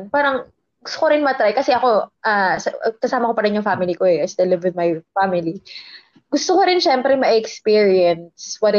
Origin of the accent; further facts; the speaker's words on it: Taguig, Metro Manila, Philippines; I'm from Taguig